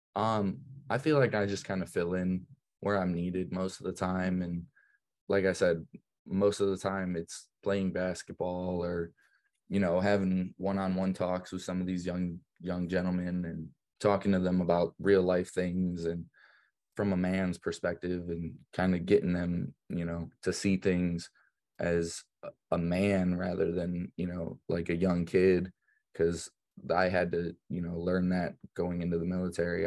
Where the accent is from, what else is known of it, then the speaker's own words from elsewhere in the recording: Brunswick, United States; The town that I grew up in here in Brunswick is really Catholic